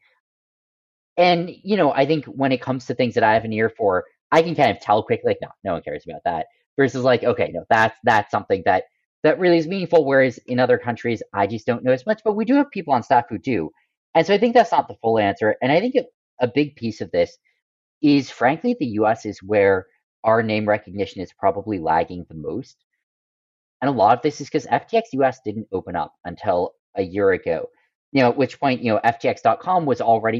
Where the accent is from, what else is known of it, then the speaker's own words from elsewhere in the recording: United States; moved away; I grew up in America